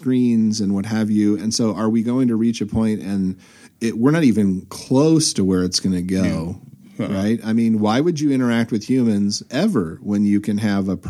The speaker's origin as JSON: {"language": "English", "region": "Southern California", "country": "United States", "tie": "born or raised there", "said": "growing up in Southern California"}